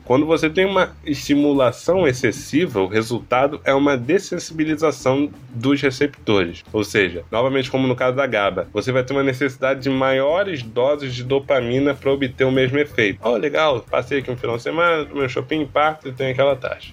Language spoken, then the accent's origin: Portuguese; Rio de Janeiro, Brazil; Eu sou carioca